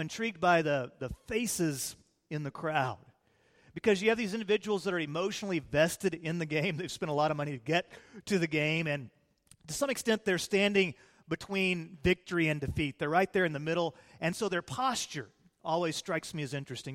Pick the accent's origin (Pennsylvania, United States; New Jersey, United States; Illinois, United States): Illinois, United States; now in Texas, United States; I was raised in Illinois before I was saved, And, uh, then we came down to Texas after I got saved